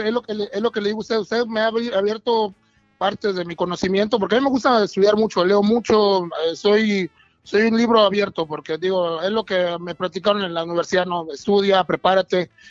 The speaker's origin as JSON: {"language": "Spanish", "region": "Veracruz", "country": "Mexico", "said": "Soy de Veracruz, vengo de, Veracruz, del mero puerto de Veracruz."}